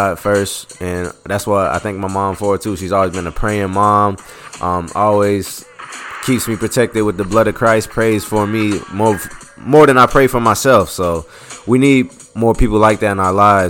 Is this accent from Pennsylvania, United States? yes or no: yes; Philadelphia, Pennsylvania, United States; I'm from Philly